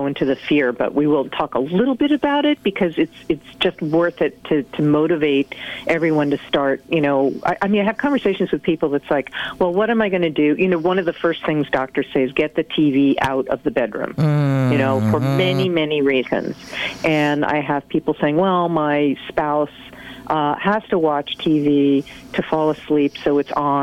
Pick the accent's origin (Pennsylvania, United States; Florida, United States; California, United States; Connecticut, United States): Connecticut, United States; Hartford; growing up in the Hartford area